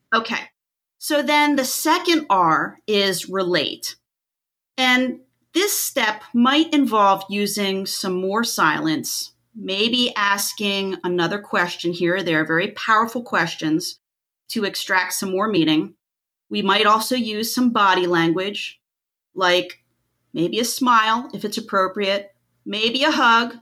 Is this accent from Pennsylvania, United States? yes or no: yes; Pennsylvania, United States; moved away as an adult; now in Florida, United States; I'm originally from Pennsylvania, moved to Florida almost twenty years ago.